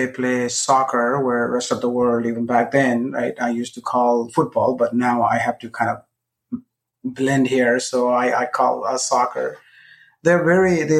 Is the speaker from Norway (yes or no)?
no; Nepal; English is a second language; moved away as an adult; also born or lived in India / Austin, Texas; now in United States; I'm originally from Nepal